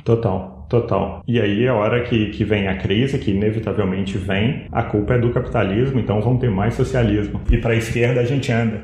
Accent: Brazil; a gente é brasileiro

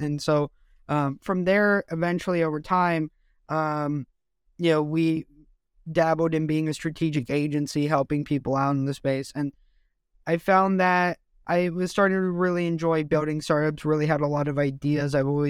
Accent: Los Angeles, California, United States; So for me … from Los Angeles. I grew up in a military family in the United States. So I got to live all over the world and really experience different things.

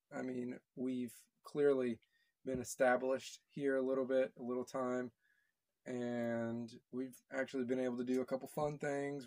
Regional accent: Texas, United States; moved away; also born or lived in Connecticut; I'm from Texas.

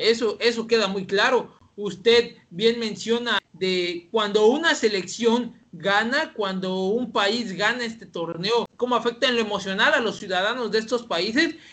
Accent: Mexico; nosotros como mexicanos

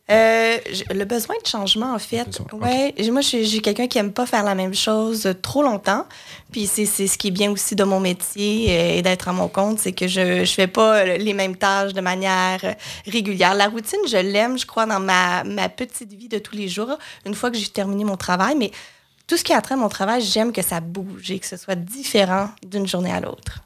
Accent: Joliette, Quebec, Canada; moved away as an adult; also born or lived in Sherbrooke, Canada; now in Montreal, Canada; je viens de Joliette dans la naudière qui est un peu au nord euh, de Montréal.

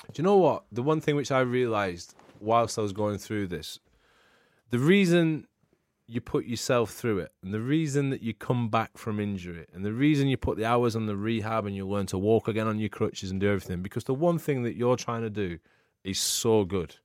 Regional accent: England, United Kingdom; I'm, I'm English

